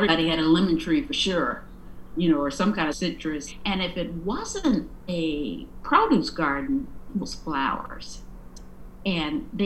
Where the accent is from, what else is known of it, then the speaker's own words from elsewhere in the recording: San Diego, California, United States; moved away as an adult; now in Washington, D.C., United States; I was born in San Diego and spent my entire life there up until, 1972, when I married